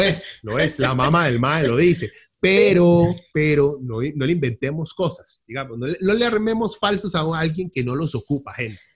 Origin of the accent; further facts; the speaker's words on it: Costa Rica; en este país claramente hay corrupción en Costa Rica